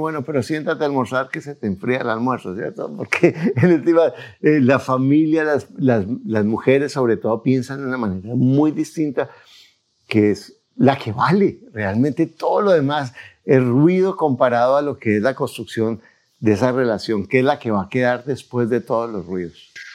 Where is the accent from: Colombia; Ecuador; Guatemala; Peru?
Colombia; yo como soy colombiano